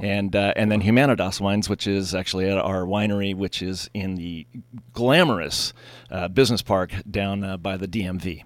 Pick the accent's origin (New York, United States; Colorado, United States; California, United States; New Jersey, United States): California, United States; Pasadena; moved away; I grew up in Southern California, So in the Pasadena area